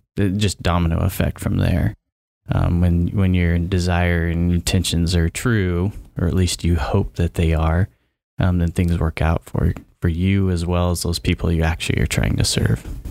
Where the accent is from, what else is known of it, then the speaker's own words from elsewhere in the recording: Vale, Oregon, United States; also born or lived in Polk County, Oregon; I grew up in Oregon, so I've never lived outside of Oregon. However, where I grew up, I was on the Idaho border